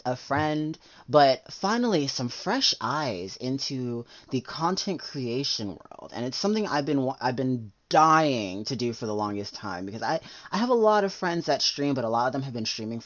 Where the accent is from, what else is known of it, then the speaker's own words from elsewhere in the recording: Florida, United States; growing up in Florida